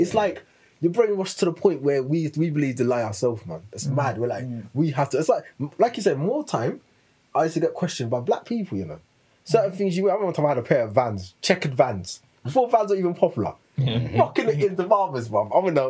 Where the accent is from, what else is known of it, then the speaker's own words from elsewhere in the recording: East of England, United Kingdom; accent: Suffolk; I would come down here and my Suffolk accent would come on. I'll go back to London.